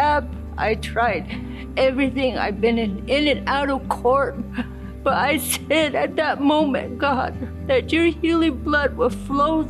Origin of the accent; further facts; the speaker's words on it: Gallup, New Mexico, United States; I'm from Gallup, New Mexico, from the Navajo Nation tribe. I grew up from a Christian home